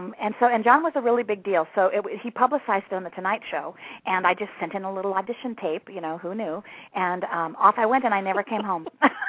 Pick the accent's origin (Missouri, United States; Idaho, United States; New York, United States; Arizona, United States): Arizona, United States; Scottsdale; moved away; also born or lived in Rapid City, South Dakota / Los Angeles; my freshman class was bigger than the town that I was born in. So when I was in elementary school, my family moved to Scottsdale, Arizona. There were some better job opportunities. And so I grew up in Scottsdale